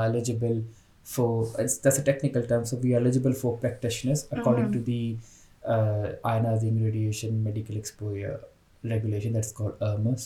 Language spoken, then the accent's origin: English; Pakistan; moved away as an adult; now in Birmingham, United Kingdom; I'm from Pakistan. So I'm on Tier 2 skilled worker visa in Britain